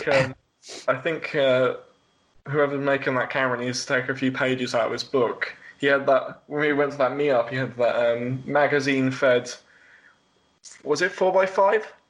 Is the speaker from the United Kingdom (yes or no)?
yes; Worthing, Brighton area, South East England, United Kingdom; born or raised there